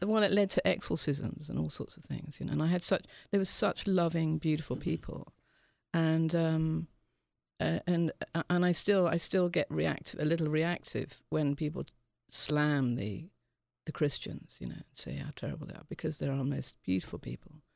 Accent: England, United Kingdom; being English

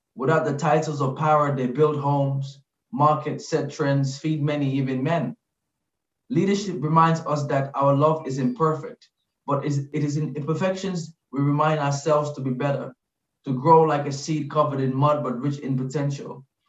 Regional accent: Gambia; now in London, United Kingdom; growing up in the Gambia

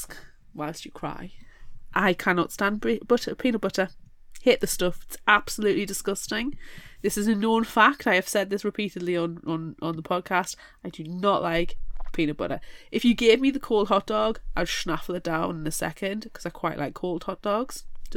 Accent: United Kingdom; we're British

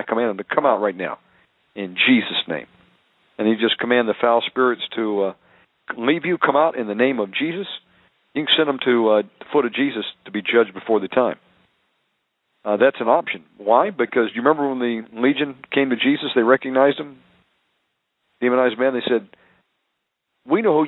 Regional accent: Deep South, United States; I was raised in the Deep South

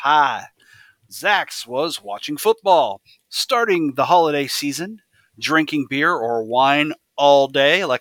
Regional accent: United States; I'm an American

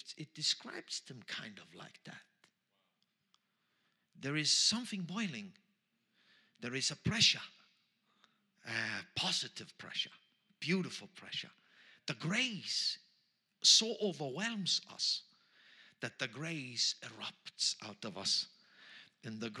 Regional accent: Austria; accent: Austrian German; first language Austrian German; English is a second language; English is my third language, so I'm trying here. My first language is Austrian German

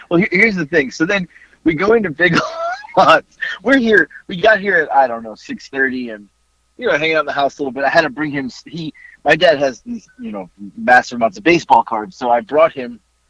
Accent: Florida, United States; And then my mom will randomly always go, we're from Florida.

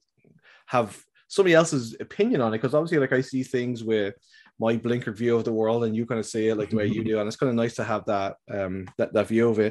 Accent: Ireland

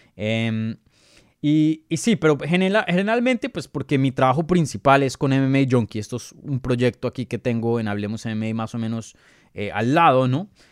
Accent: Colombia; yo soy colombiano

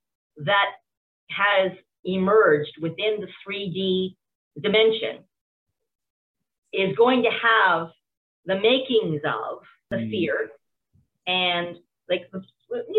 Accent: Canada; from a Canadian perspective

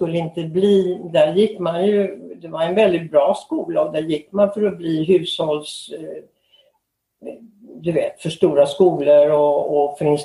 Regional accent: Stockholm, Stockholm County, Sweden; moved away as an adult; also born or lived in Los Angeles, United States; now in United States; Jag kommer från Stockholm.

